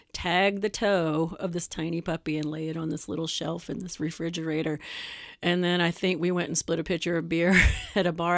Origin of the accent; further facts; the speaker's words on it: Atlanta, Georgia, United States; also born or lived in Chicago, Illinois; now in Wisconsin, United States; I'm from Atlanta